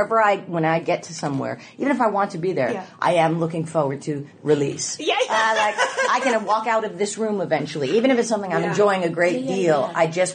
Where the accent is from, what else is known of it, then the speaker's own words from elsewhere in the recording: New Jersey, United States; also born or lived in Houston, United States; I grew up in New Jersey and Houston.